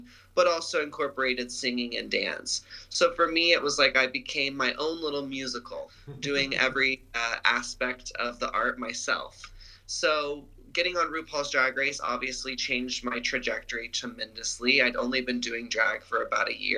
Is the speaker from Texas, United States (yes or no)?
yes; Dallas, Texas, United States; moved away as an adult; now in California, United States; I grew up in Dallas, Texas